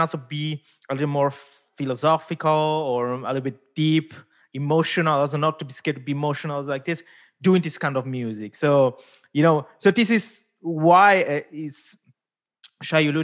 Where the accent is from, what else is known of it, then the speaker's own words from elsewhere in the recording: Switzerland; first language Italian; English is a second language; also born or lived in India; I grew up here in Switzerland, born in India, but grew up here in Switzerland